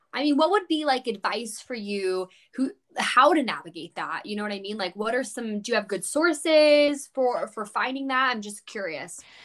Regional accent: California, United States; growing up in California, like, we both did

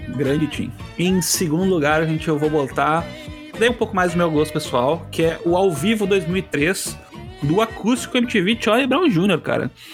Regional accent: Rio Grande do Sul, Brazil; trazer uma um pouco aqui para minha terra

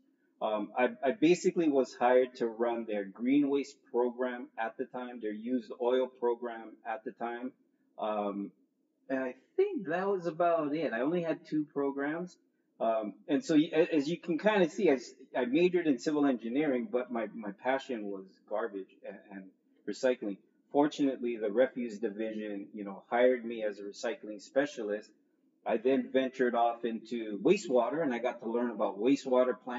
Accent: Mountain View, California, United States; now in Oahu, United States; I was born here on Oahu, spent most of my younger years in Northern California. Some of you may know where Google is, Mountain View, California, but that's where I grew up

